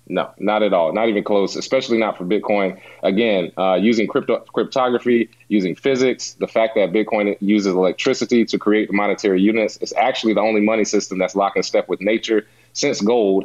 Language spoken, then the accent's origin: English; Charlotte, North Carolina, United States; I'm from Charlotte, North Carolina